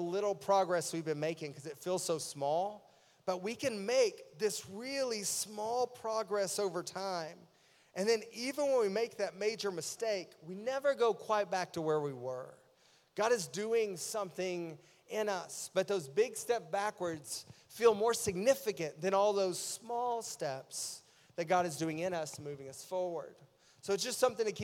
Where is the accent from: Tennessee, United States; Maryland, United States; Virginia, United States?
Tennessee, United States; East; I grew up in East Tennessee